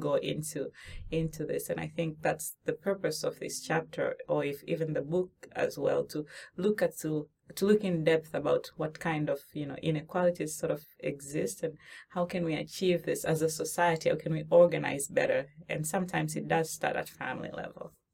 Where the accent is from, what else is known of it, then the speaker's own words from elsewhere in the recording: Tanzania; moved away; I'm from Tanzania originally, right? And from the region where we grow coffee.